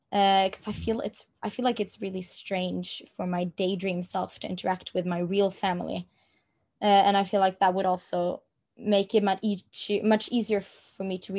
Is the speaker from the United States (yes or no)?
no; Norway; first language Norwegian; English is a second language; my native language is Norwegian and that is the only language I speak on a day-to-day basis